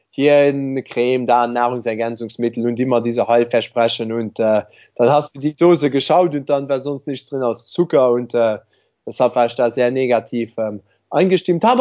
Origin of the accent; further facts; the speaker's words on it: Luxembourg; also ich bin ja Luxemburger, ich glaube, ich habe das noch nicht erwähnt.